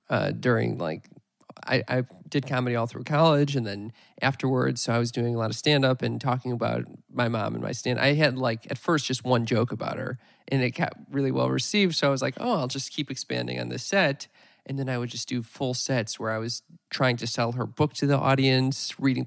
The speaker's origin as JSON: {"language": "English", "town": "Chicago", "region": "Illinois", "country": "United States"}